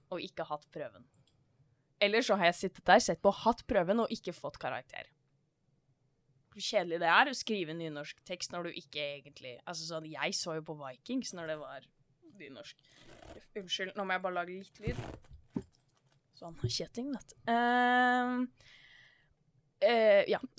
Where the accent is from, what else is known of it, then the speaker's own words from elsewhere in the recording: Bærum, Akershus, Norway; born there; Og det er ikke fordi jeg er fra Bærum, dog født der.